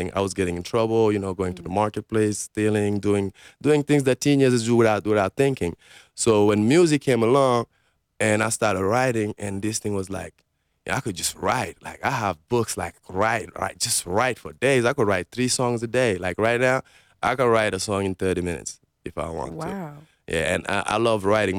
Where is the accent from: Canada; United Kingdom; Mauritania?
Mauritania; English is a second language; moved away as an adult; also born or lived in New York, United States / Senegal; now in Las Vegas, United States; I grew up in Mauritania, which is a desert